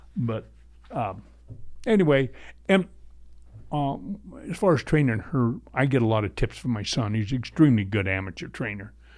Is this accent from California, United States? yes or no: yes; Southern California, United States; moved away; where I was raised in Southern California